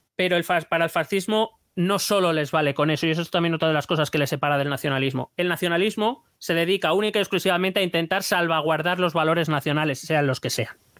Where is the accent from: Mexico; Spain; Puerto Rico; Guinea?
Spain; no me considero menos español